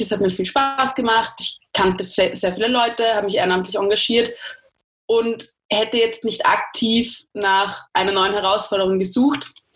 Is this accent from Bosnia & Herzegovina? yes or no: no; Austria; ich als Österreicherin